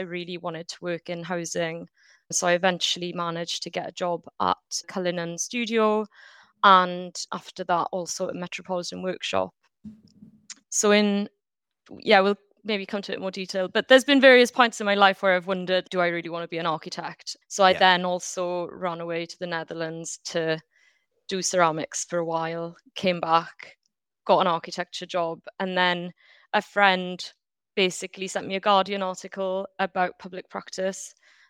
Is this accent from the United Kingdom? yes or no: yes; Wales, United Kingdom; So yeah, I grew up in Wales, but I'm also half French.